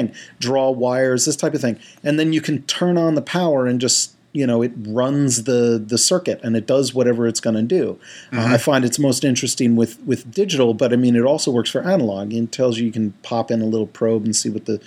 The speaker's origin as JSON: {"language": "English", "town": "Stony Brook", "region": "New York", "country": "United States", "tie": "born or raised there", "said": "we lived across the street when I was growing up from State University of New York at Stony Brook"}